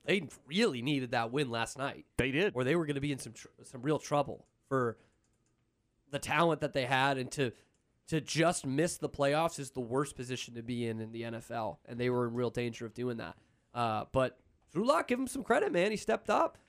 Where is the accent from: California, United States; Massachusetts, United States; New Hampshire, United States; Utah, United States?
Massachusetts, United States; Boston; now in Texas, United States; I grew up in Boston.